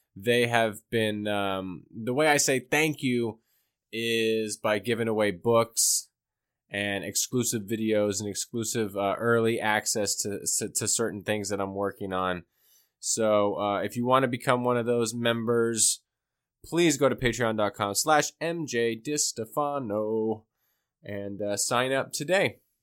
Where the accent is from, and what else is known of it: United States